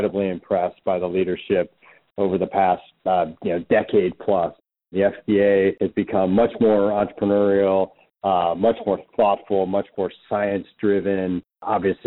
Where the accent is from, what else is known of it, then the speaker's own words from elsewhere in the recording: Cincinnati, Ohio, United States; moved away; I'm from the Midwest originally, grew up in Cincinnati